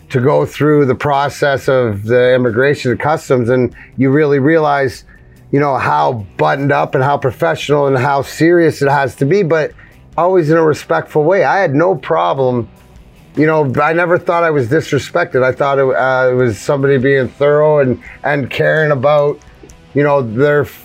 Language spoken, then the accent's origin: English; New York, United States; moved away; so I grew up in New York.